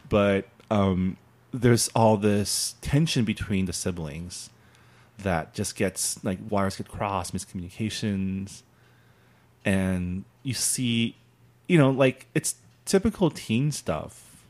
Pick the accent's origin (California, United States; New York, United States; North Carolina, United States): California, United States; San Gabriel; I grew up in San Gabriel, the San Gabriel Valley, which is very Asian